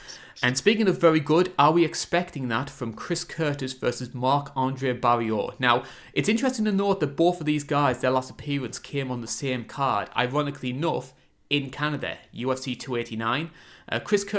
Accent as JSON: {"language": "English", "country": "United Kingdom"}